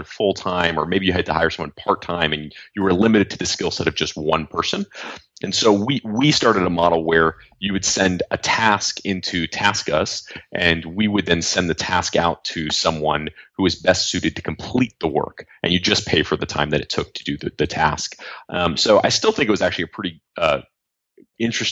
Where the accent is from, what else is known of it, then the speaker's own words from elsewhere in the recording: Los Angeles, California, United States; I grew up here in Los Angeles